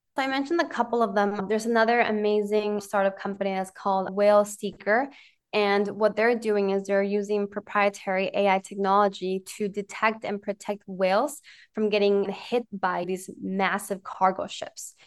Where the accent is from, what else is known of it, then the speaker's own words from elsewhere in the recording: Ecuador; I grew up in Ecuador.